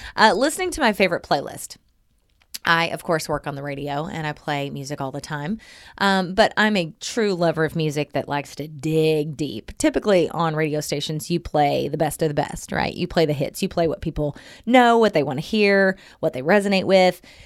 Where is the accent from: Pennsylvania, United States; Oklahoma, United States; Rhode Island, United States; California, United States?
Oklahoma, United States; Southern; moved away; I'm from Southern Oklahoma.